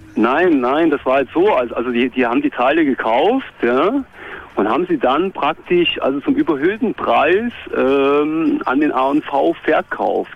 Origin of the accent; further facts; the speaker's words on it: Gera, Thuringia, Germany; ich komme aus Gera